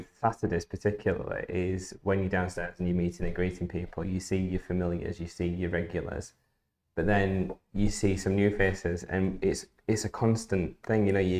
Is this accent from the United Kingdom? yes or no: yes; Barnsley, Yorkshire and the Humber, United Kingdom; I was born and raised in Barnsley.